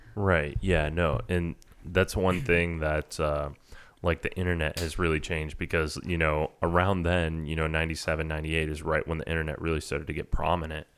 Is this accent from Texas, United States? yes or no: yes; Texas A&M, United States; I grew up in Aggie, like, you know, I went to the last bonfire before the bonfire tragedy back in nineteen ninety-eight